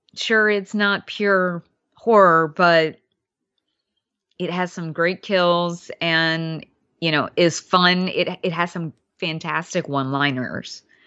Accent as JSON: {"language": "English", "region": "Alabama", "country": "United States", "tie": "born or raised there", "also_born_or_lived": "Louisiana", "said": "I grew up in Alabama, but I spent a lot of time in Louisiana, too."}